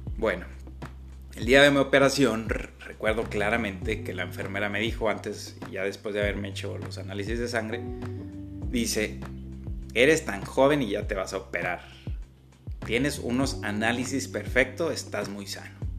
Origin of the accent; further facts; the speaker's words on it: Agua Prieta, Sonora, Mexico; aquí en, mi tierra, en Sonora, en la ciudad de Agua Prieta